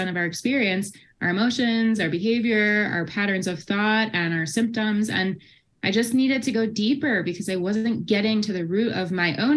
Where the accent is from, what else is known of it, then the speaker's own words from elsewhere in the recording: Midwest, United States; moved away as an adult; now in Boulder, United States; I'm originally from the Midwest